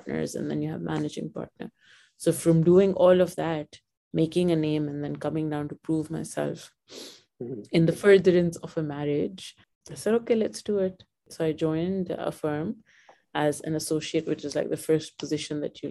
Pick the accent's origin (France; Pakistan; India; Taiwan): Pakistan; moved away as an adult; now in Dubai, United Arab Emirates; I was born in Pakistan and I never wanted to move out of Pakistan